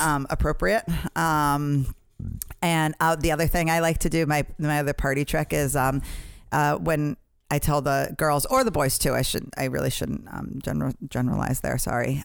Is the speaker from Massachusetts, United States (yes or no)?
yes; Boston, Massachusetts, United States; I grew up in Boston